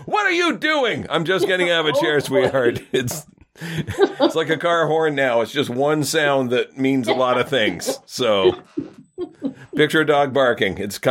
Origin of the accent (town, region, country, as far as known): Gananoque, Ontario, Canada; born or raised there; also born or lived in Kingston / Hinton, Alberta